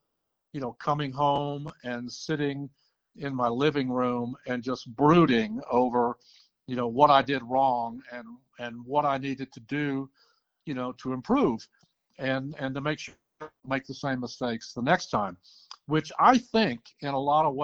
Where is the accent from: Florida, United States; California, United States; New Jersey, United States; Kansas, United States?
New Jersey, United States; moved away as an adult; also born or lived in Alabama / Atlanta; I was born and raised in New Jersey